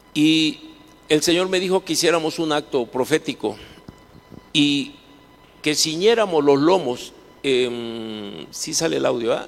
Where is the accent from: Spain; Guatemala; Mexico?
Mexico; Minatitlán, Veracruz; La primera refinería que se hizo en toda Latinoamérica está en la ciudad donde yo nací, donde yo vivo, Minatitlán se llama